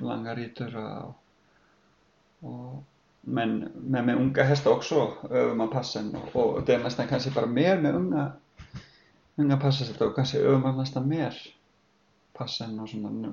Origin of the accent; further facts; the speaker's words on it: Iceland; moved away as an adult; now in Sweden; jag kommer från Island och uppflyttade hit med min fru